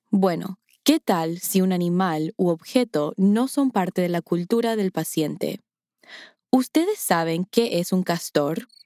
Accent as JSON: {"language": "Spanish", "country": "Paraguay", "said": "nunca las he usado en mis conversaciones cotidianas en mi tierra, Paraguay."}